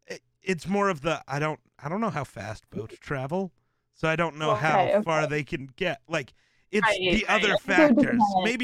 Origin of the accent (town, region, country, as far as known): Wyoming, United States